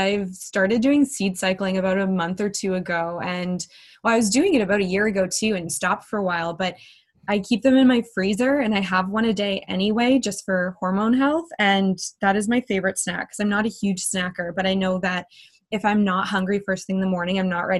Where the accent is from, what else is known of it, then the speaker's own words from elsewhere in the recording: a little town south of Winnipeg, Manitoba, Canada; I grew up in a little town south of Winnipeg, Manitoba. The town is called L'Atelier.